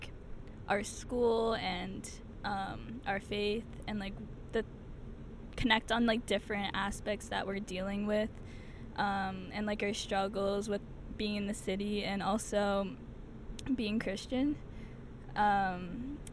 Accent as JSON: {"language": "English", "region": "New Jersey", "country": "United States", "tie": "born or raised there", "said": "I grew up in New Jersey."}